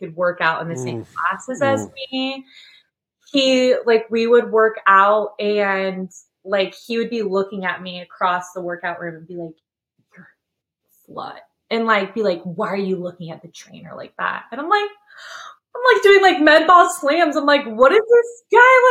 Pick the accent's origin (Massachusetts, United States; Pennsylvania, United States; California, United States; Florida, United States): California, United States; Sacramento; moved away as an adult; also born or lived in Nashville, Tennessee; now in Knoxville, United States; I'm originally from Sacramento, California. And so I lived in California my whole life before I moved to Tennessee in June 2020.